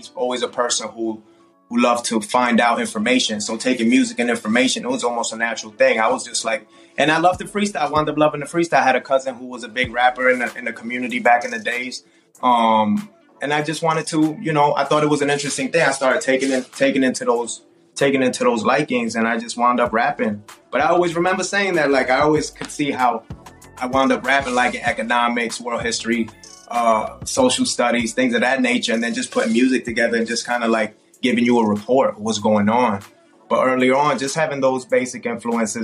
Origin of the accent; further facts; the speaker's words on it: South Florida, United States; growing up in South Florida, we grew up with Miami bass